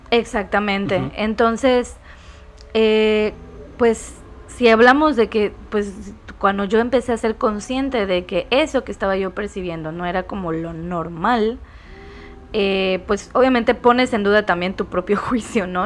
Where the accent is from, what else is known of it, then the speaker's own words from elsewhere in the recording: Mérida, Yucatán, Mexico; yo por ejemplo soy yucateca, de la ciudad de Mérida